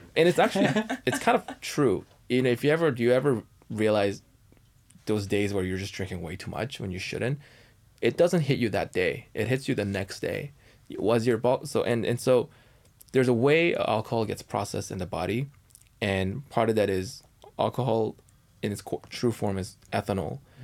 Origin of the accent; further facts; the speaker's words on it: Canada; now in United States; I'm Canadian